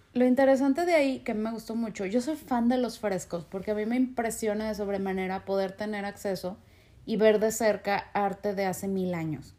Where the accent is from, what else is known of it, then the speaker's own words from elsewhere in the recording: Mexico; como mexicano entrar a Estados Unidos